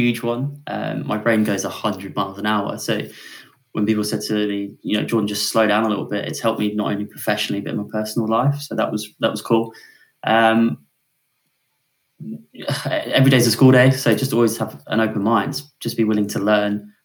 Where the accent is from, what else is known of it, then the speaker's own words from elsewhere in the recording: Weymouth, South West England, United Kingdom; now in Tunbridge Wells, United Kingdom; I'm from sunny Weymouth, which is a seaside town in Dorset